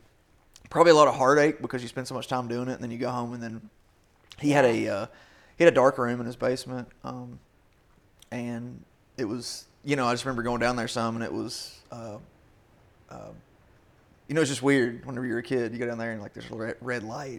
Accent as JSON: {"language": "English", "region": "Kentucky", "country": "United States", "tie": "born or raised there", "said": "I didn't grow up poor, but, you know, I grew up in Southeastern Kentucky"}